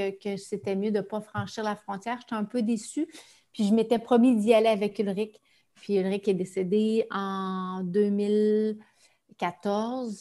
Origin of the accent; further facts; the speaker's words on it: Amos, Quebec, Canada; ma ville natale, Amos